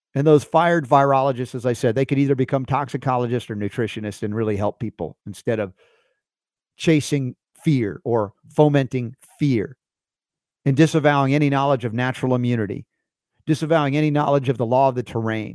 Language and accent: English; Georgia, United States; growing up in Georgia